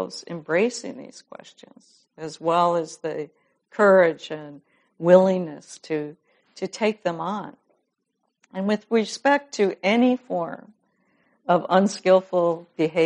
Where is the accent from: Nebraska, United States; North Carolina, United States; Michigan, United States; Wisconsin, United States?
Wisconsin, United States; Madison; I'm from Madison, Wisconsin